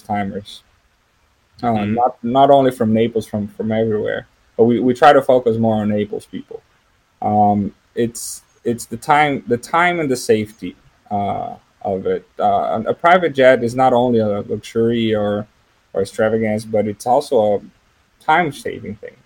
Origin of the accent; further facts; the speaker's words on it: São José dos Campos, São Paulo, Brazil; English is a second language; moved away; I'm from Brazil. I was born and raised in a town that is actually the headquarters of the manufacturer of the airplanes we work with.